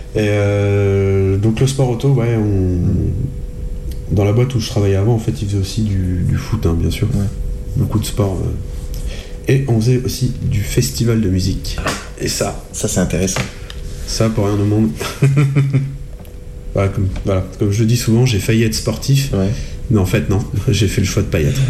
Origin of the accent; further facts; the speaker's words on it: Selles-sur-Cher, Centre-Val de Loire, France; je viens de Celle-sur-Cher.